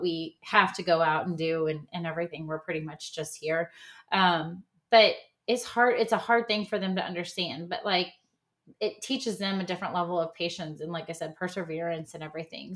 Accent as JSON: {"language": "English", "region": "Midwest", "country": "United States", "tie": "born or raised there", "moved": "yes", "lives_now": "Texas, United States", "said": "I grew up in the Midwest"}